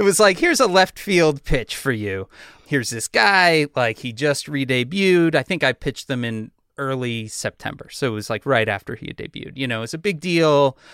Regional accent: Chicago, Illinois, United States; I'm from Chicago. I'm from the punk scene in Chicago.

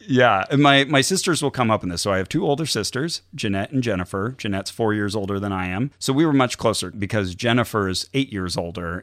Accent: Santa Cruz, California, United States; now in Burbank, United States; I was raised in Santa Cruz.

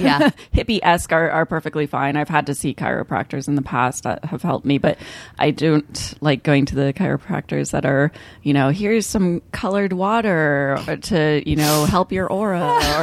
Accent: Kansas City, Kansas, United States; in the suburbs of Kansas City, which is where I grew up, I think it's sort of like a liberal oasis amongst Kansas.

